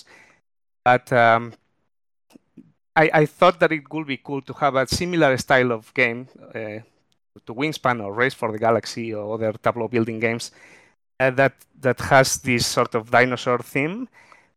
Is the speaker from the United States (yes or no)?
no; Spain; moved away as an adult; now in Melbourne, Australia; even though I've been here for about 11 years, I'm originally from Spain